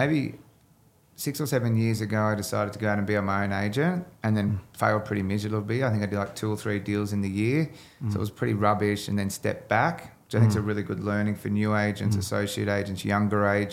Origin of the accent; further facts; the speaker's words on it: Leura, New South Wales, Australia; I grew up in the Leura in the Blue Mountains